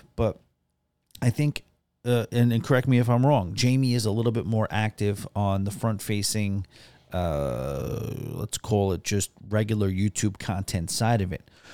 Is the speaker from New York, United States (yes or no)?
yes; New York City, New York, United States; I'm a native New Yorker